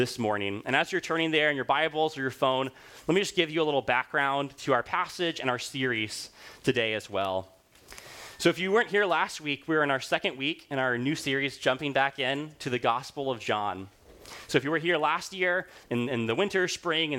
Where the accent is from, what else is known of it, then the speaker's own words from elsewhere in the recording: Rwanda; moved away; when I was growing up in Rwanda